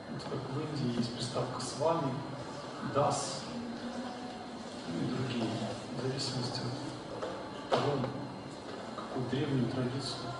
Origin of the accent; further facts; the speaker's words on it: Russia; Сам я из России.